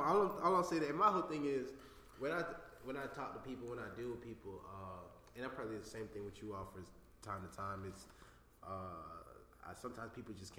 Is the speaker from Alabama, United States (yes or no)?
no; New York City, New York, United States; now in Georgia, United States; I'm from Brooklyn, New York.